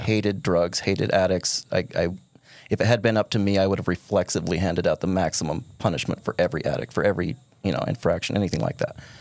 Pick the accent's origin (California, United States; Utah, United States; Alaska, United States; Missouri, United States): Utah, United States; Kanab; born and raised in Kanab.